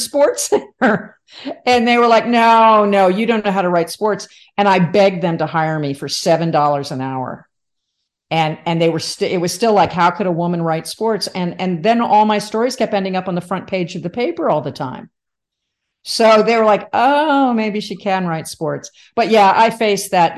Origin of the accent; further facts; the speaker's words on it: Livingston, New Jersey, United States; also born or lived in Michigan; I was born in Michigan, but I, I did move to Jersey as a, as a two year old. So I grew up in New Jersey